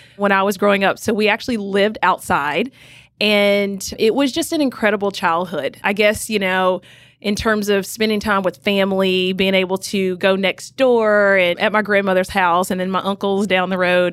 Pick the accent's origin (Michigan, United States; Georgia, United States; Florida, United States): Georgia, United States; Rome; I grew up in a small little town called Rome, Georgia, which is in Northwest Georgia